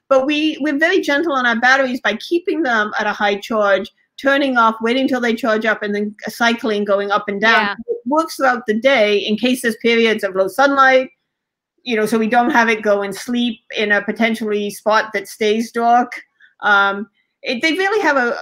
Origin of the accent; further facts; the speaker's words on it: England, United Kingdom; I was born in England